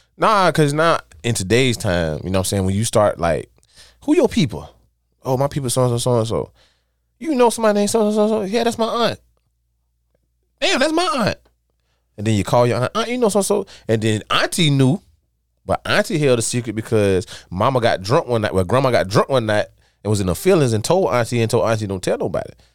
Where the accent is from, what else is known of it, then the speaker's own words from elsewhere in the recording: Dawson, United States; where we from in Dawson